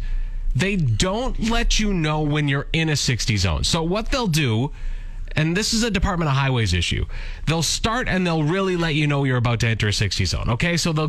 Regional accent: Langenburg, Saskatchewan, Canada; my hometown of Landingham

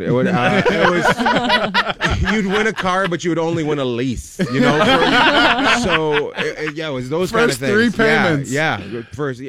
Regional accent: Canada; my mom's Australian, my dad's Canadian. So I grew up in Canada for the most part, but we'd go spend time in Australia.

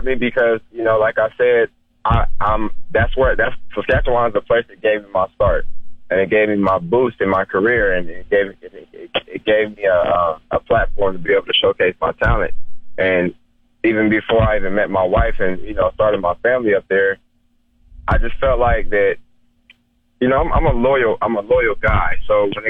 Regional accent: United States; me being an American ball player, an American person

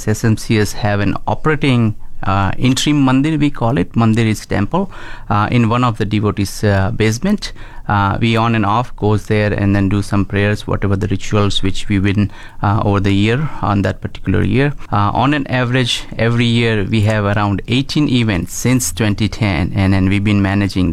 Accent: India; moved away as an adult; also born or lived in Toronto, Canada; now in Canada; I moved from India. I born in and raised in India.

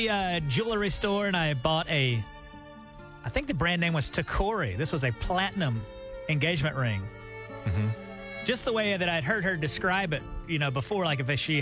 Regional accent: Auburn, Alabama, United States; moved away; back in my hometown in Auburn, Alabama

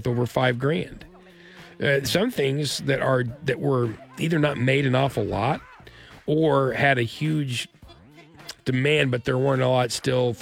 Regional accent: Tahlequah, Oklahoma, United States; I was raised partially in Tahlequah, and my grandparents, and where I lived there in Tahlequah with them, we were on well water.

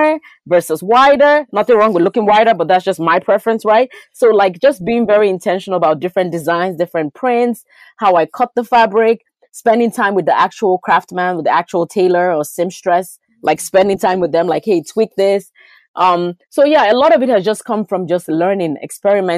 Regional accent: Lagos, Nigeria; moved away; I was born in a Nigerian culture. I lived in Lagos, Nigeria

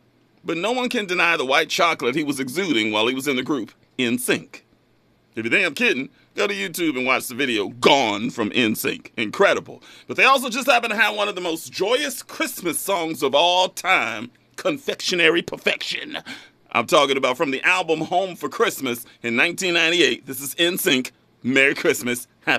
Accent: New York City, New York, United States; I'm from New York City. I'm from New York.

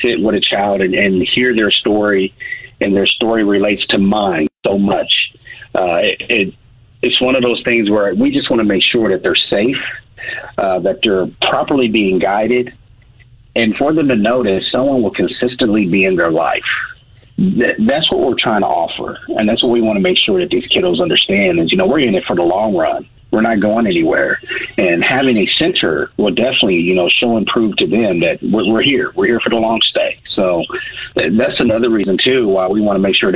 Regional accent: Columbia, Missouri, United States; born and raised in Columbia, Missouri. I am a Rockbridge High School graduate

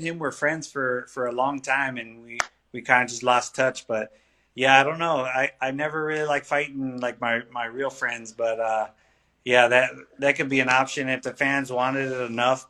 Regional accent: Palm Springs, California, United States; I want to fight in my hometown.

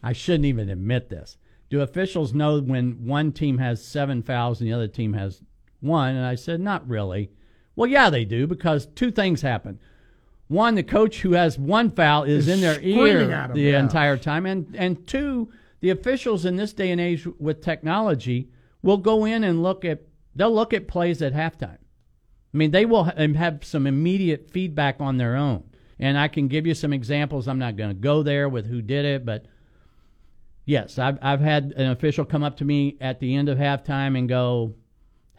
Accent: Kentucky, United States; moved away as an adult; also born or lived in Alabama; now in Florida, United States; I was born in Kentucky

